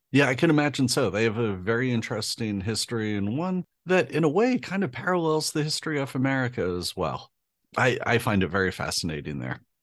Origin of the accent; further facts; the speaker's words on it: United States; being an American